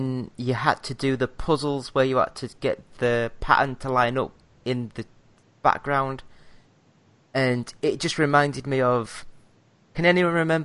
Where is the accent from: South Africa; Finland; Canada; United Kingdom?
United Kingdom; Yorkshire and the Humber; I'm a Yorkshire lad